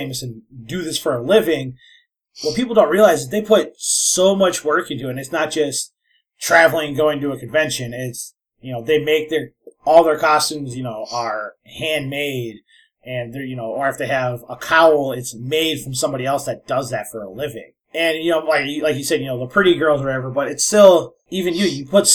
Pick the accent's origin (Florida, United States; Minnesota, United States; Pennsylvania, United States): Minnesota, United States; I'm from Minnesota